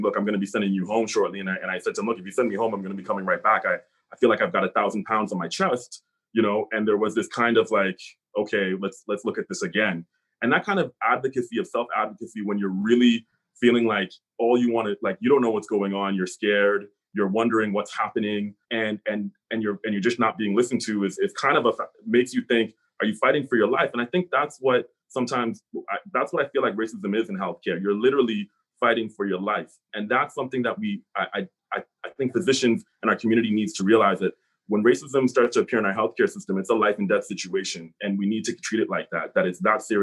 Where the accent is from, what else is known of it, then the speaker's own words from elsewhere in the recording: Hamilton, Ontario, Canada; I grew up here in Hamilton.